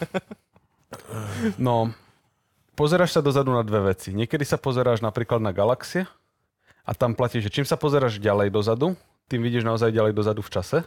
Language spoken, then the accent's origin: Slovak; Slovakia; ja som tam Slovák